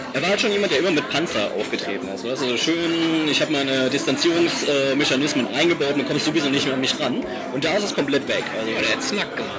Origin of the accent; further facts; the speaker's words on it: Saarbrücken, Saarland, Germany; in Saarbrücken, wo ich herkomme